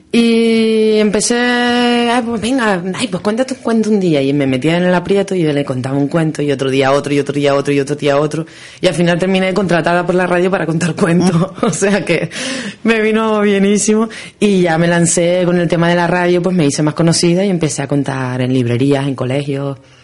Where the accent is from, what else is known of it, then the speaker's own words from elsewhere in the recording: Canary Islands, Spain; somos los canarios